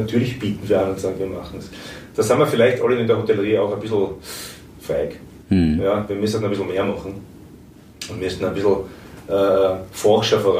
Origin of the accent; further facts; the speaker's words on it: Austria; wo man schon zwar mit zuckt als Österreicher und sagt, ui